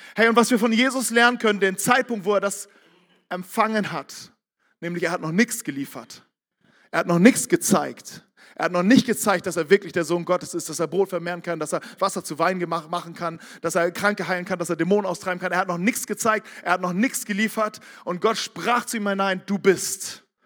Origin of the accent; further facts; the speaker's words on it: Barmstedt, Schleswig-Holstein, Germany; Ich komme aus Barmstedt, nördlich von Hamburg.